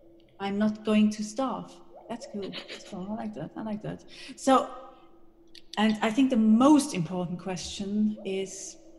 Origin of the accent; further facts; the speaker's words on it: Austria; moved away; you might hear it from my accent, and maybe I have told you before, I am Austrian, so obviously I speak a little bit of German as well.